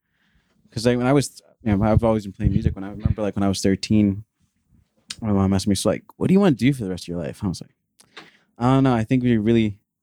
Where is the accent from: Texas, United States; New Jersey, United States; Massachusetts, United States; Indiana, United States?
New Jersey, United States; No, I'm in Jersey. Okay. I grew up in Jersey.